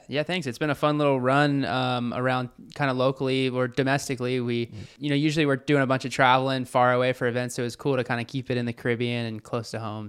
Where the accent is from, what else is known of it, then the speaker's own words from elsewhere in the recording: Virginia Beach, Virginia, United States; moved away as an adult; now in New Smyrna Beach, United States; kid growing up in Virginia Beach